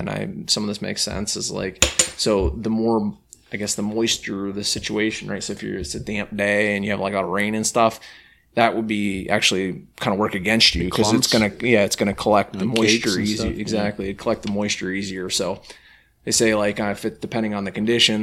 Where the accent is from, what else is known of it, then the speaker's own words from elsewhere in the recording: Pennsylvania, United States; now in New York, United States; when I first moved to New York State, I grew up in Pennsylvania